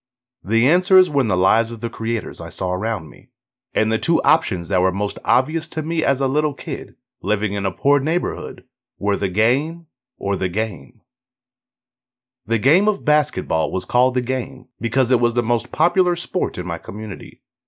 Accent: Canada; also born or lived in Haiti; I was born in Haiti and moved to Canada at the age of 6. My family, settled into a public housing project

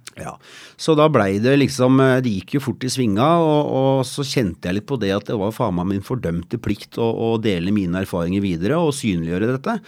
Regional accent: Asker, Akershus, Norway; jeg kommer fra Asker

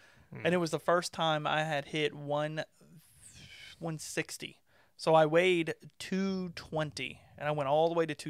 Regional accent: North Carolina, United States; we're from North Carolina

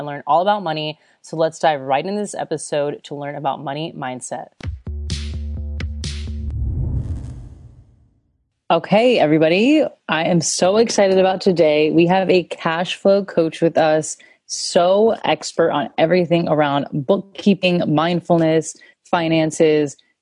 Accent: United States; moved away as an adult; also born or lived in Chicago / Florida / Australia; now in Germany; I was from the US

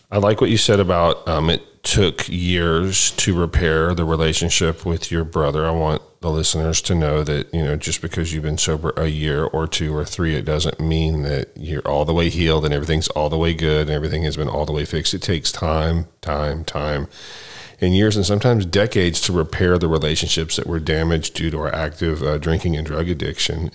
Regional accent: Dallas, Texas, United States; I grew up in Dallas, Texas

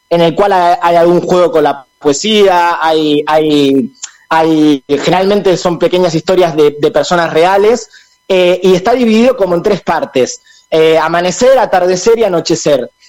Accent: Argentina; como nosotros decimos en Argentina chao

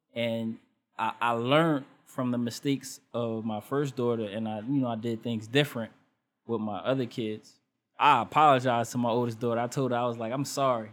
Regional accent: Elizabeth, New Jersey, United States; my hometown is Elizabeth

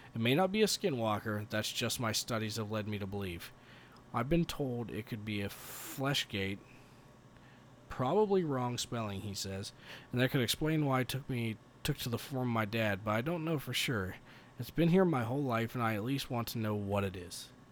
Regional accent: Colorado Springs, Colorado, United States; we're from Colorado Springs, Colorado

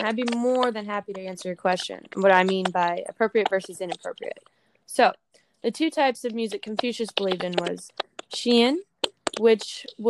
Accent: Staten Island, New York, United States; I'm from Staten Island, New York.

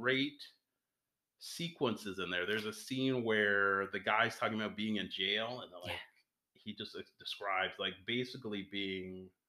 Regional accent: California, United States

